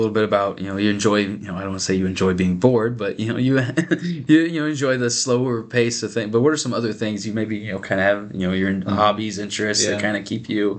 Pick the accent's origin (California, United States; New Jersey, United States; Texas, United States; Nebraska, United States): Nebraska, United States; York; I grew up in York. I was one of those York, you know, hoodlums that would come down here to McCool and hang out every now and again.